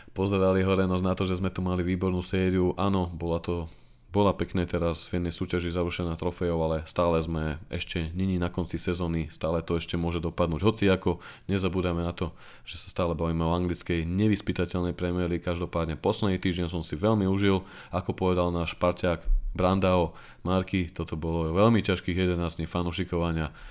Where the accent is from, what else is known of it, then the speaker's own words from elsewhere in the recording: Nitra, Nitra Region, Slovakia; Ja som moje rodné Nitre fandil od malička